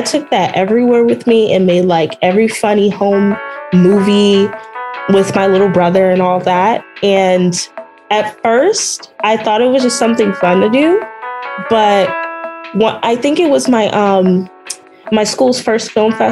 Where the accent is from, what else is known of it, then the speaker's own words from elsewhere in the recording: South Suburbs of Chicago, Illinois, United States; moved away as an adult; now in Chicago, United States; I'm originally from the South Suburbs